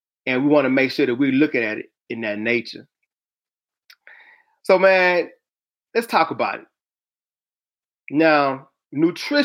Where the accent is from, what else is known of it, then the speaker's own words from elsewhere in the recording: the South, United States; I'm from the South